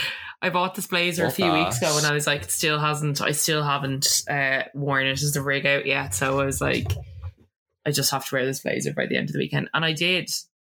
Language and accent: English; Ireland; as Irish people